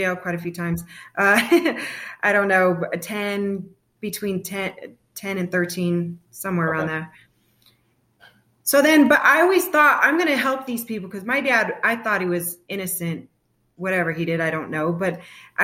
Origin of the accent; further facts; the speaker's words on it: San Bernardino County, Southern California, United States; moved away as an adult; also born or lived in Fullerton, California; now in Arizona, United States; I'm originally from Southern California, San Bernardino County. And I was raised in between Arizona and California